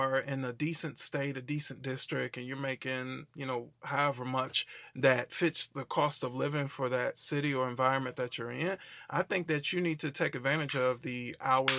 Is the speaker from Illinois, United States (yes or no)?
no; Wisconsin, United States; moved away as an adult; also born or lived in Tennessee; that's what moved me down to the South. Ended up moving down to Tennessee, went to Tennessee State University. I'm originally from Wisconsin